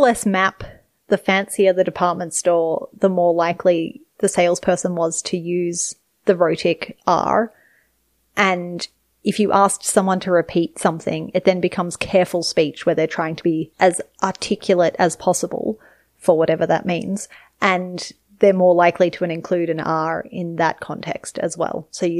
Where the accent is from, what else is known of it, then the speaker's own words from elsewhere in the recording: Nepal; English is a second language; I should say R at the end of words is a feature of Nepali, and I can do that fine. And I don't think about it in Nepali